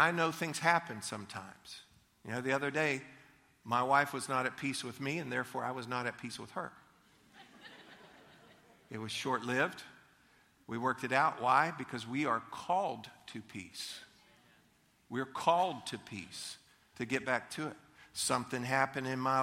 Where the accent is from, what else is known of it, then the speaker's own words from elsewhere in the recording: Leesburg, United States; I was growing up in Leesburg, and we lived at 205 Lewis Street